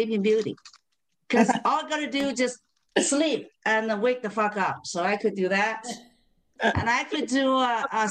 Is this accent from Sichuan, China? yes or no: no; Beijing, China; now in Spokane, United States; I currently live in Spokane, Washington. But I was born and raised in Beijing, China.